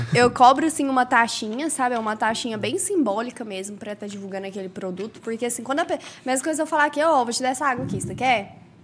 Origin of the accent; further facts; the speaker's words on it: Caldas Novas, Goiás, Brazil; also born or lived in Goiânia; Eu nasci em Goiânia, nasci em Goiânia, mas desde os meus sete anos eu moro aqui, então eu me considero Caldas Novense